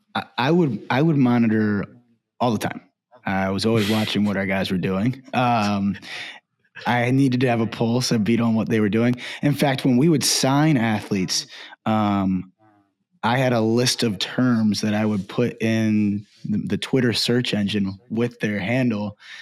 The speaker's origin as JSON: {"language": "English", "town": "Baltimore", "region": "Maryland", "country": "United States", "tie": "born or raised there", "said": "I'm from Baltimore, uh, grew up there"}